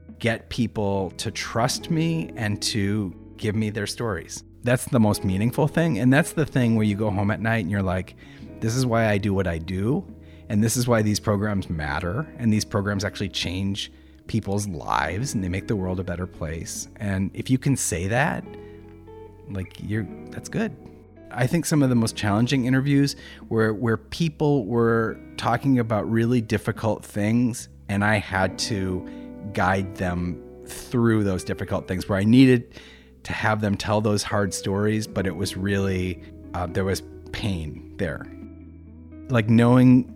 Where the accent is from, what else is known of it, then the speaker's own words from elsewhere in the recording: Minneapolis, Minnesota, United States; moved away as an adult; now in Dublin, Ireland; Minneapolis, my hometown